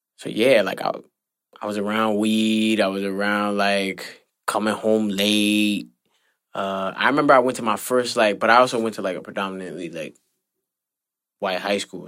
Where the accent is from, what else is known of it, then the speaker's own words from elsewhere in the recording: New York, United States; me growing up in the Heights